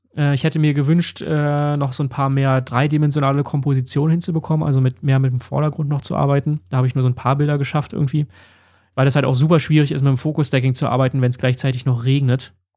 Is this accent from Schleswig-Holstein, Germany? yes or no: no; Berlin, Germany; Wir kommen ja beide aus Berlin